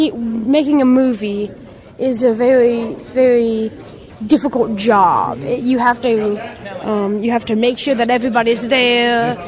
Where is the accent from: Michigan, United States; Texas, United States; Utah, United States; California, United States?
Texas, United States; Fort Worth; I'm from Fort Worth, Texas.